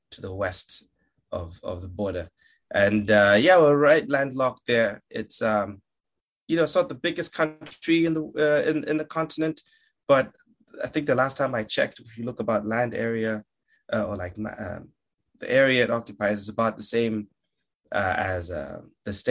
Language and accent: English; Malawi; No, I'm I'm from uh, a country called Malawi. Uh, M A L A W I is the spelling.